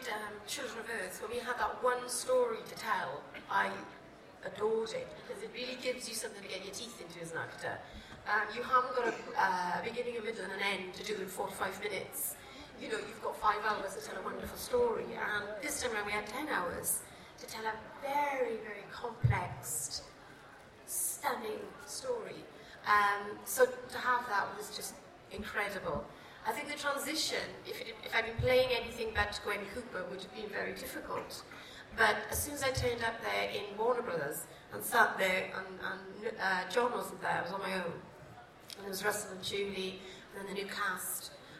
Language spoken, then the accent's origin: English; Cardiff, Wales, United Kingdom; I'm, you know, I'm Welsh. I'm through and through Welsh, and I love where I'm from.